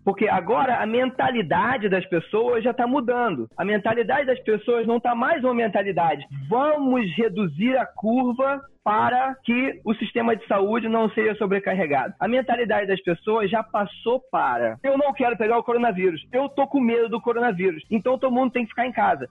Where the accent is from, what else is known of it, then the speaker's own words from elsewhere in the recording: Rio de Janeiro, Brazil; moved away as an adult; now in United States; Sou carioca, tô, tô fazendo 40 anos esse ano. E tô aqui nos Estados Unidos desde 18.